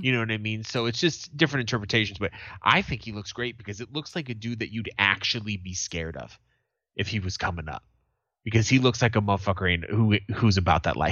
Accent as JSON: {"language": "English", "country": "United States", "said": "as an American"}